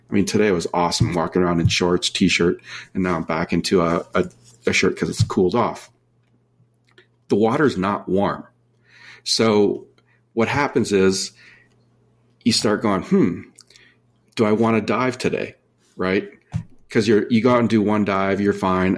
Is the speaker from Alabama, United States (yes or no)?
no; Minnesota, United States; now in San Diego, United States; I grew up in Minnesota